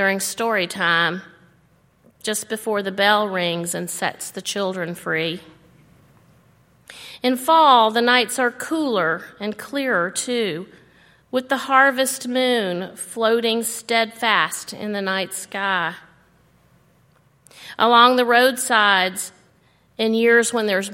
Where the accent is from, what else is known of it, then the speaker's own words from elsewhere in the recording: Alabama, United States; now in Tennessee, United States; I grew up in Alabama where the new season mostly means the end of unrelenting heat and oppressive humidity.